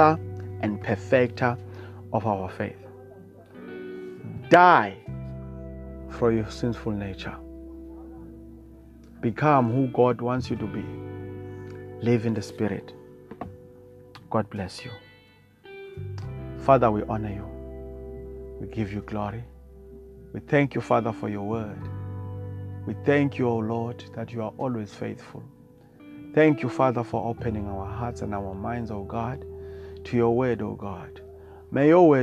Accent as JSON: {"language": "English", "country": "South Africa", "said": "I come from South Africa"}